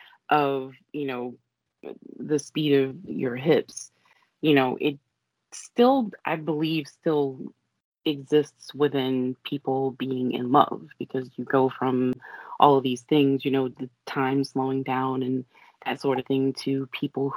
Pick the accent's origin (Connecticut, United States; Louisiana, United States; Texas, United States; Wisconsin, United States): Louisiana, United States; New Orleans; Coming from New Orleans